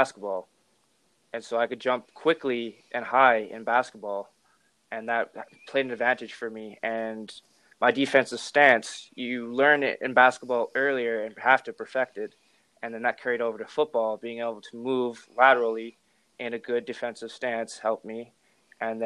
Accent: West Kelowna, British Columbia, Canada; I'm from West Kelowna, British Columbia.

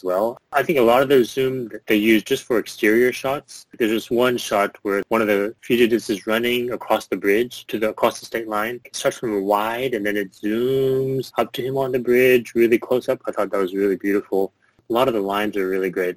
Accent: Southeast Texas, United States; Growing up in Southeast Texas, I live in a small city

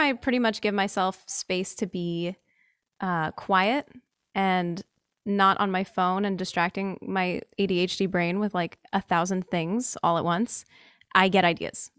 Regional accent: New Jersey, United States; I'm from New Jersey

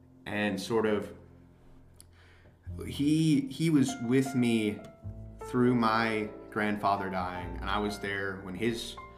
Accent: Tennessee, United States; born there; also born or lived in Alabama; because I was born in Tennessee and I moved to Alabama after my house had burnt down back there.

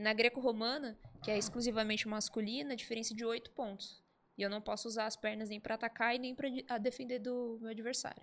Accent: Santo André, São Paulo, Brazil; Sou de Santo André, nascida

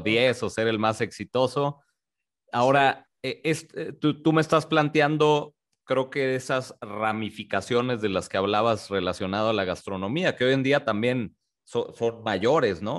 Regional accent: Tijuana, Baja California, Mexico; moved away; also born or lived in Mexico City / Guadalajara; yo nací en la Ciudad de México, sin embargo, crecí en el norte, crecí en Tijuana

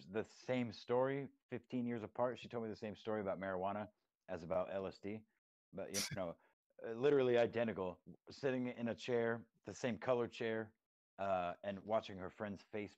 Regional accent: Texas, United States; moved away as an adult; my childhood growing up in Texas, was 10 years ago when I moved up to the area that I live in now

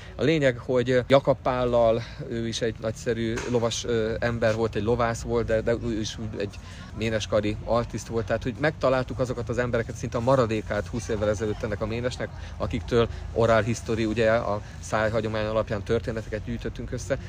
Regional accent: Budapest, Hungary; Én budapesti vagyok, Budapesten születtem

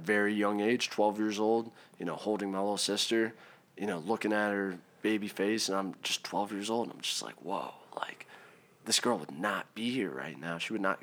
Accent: Maryland, United States; also born or lived in Hershey, Pennsylvania / South Carolina; I'm from Maryland

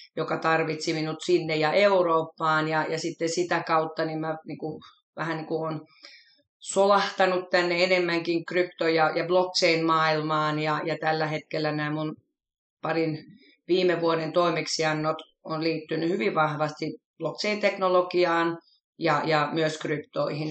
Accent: Helsinki, Uusimaa, Finland; mä oon kotoisin Helsingistä, syntyperäinen, pikkuriikkisen ylpeäkin siitä, että jalkalainen stadilainen

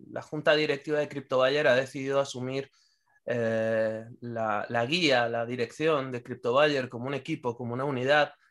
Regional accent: Venezuela; moved away; Soy venezolano y tengo más de un año y medio sin venir a mi país.

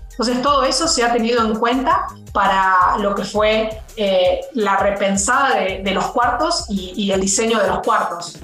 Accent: Argentina; now in Mexico City, Mexico; yo soy argentina

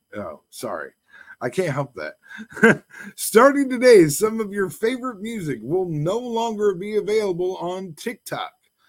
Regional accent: Ireland; Hey, no, okay. I'm Irish.

